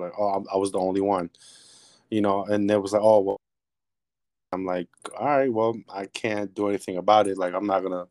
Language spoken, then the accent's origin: English; New York City, New York, United States; I'm from the Bronx, New York